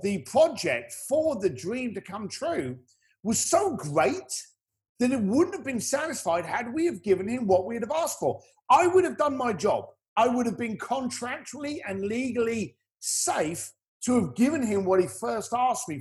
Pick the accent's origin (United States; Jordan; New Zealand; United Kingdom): United Kingdom; accent: British; I'm British